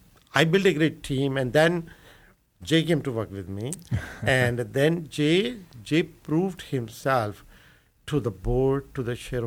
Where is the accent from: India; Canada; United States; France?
India; moved away as an adult; So you know, I came from India in 1978. Just like everybody, every immigrant, land of opportunities, looking for new opportunities